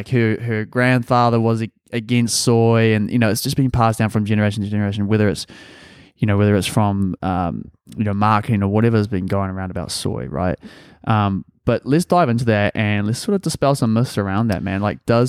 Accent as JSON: {"language": "English", "country": "New Zealand", "tie": "born or raised there", "said": "We actually, like, growing up in New Zealand, it was always, like, I don't know if you had this in Australia as well"}